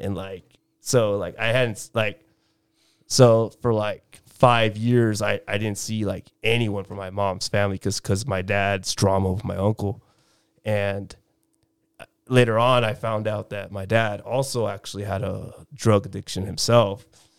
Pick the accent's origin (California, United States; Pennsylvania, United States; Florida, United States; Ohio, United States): California, United States; Chula Vista; Chula Vista.